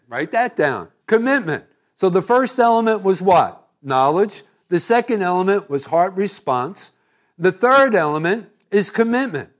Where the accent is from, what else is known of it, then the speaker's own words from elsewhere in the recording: East Coast, United States; moved away as an adult; also born or lived in California; I was raised here on the East Coast